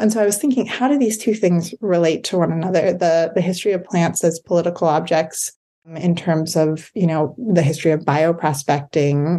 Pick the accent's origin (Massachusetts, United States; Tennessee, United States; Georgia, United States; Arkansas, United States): Massachusetts, United States; Amherst; I grew up in Amherst